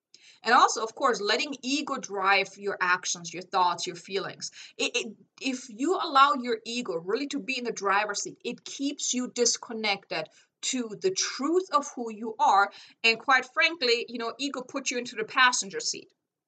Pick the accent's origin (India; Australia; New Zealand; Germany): Germany; English is a second language; I'm like, I came from Germany. I had to figure everything out myself.